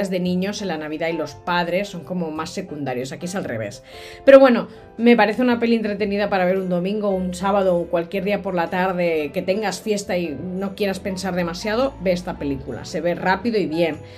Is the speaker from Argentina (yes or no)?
no; Catalonia, Spain; nuestra versión me refiero a la de los catalanes, porque yo soy catalana